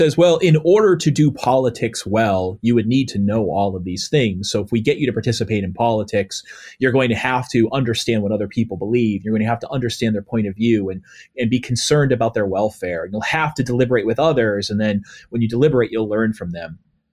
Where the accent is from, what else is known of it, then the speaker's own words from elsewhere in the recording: New England, United States; when I'm growing up in the New England area